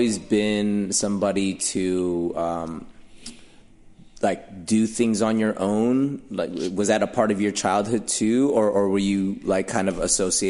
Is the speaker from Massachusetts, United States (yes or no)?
no; Los Angeles, California, United States; I grew up in the San Fernando Valley, which is not mm-hmm. too far from here. Pretty diverse.